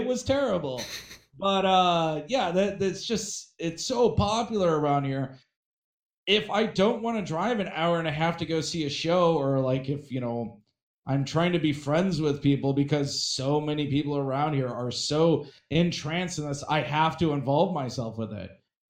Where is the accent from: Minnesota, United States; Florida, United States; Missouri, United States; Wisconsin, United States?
Wisconsin, United States; Yeah. Hey, I'm from Wisconsin.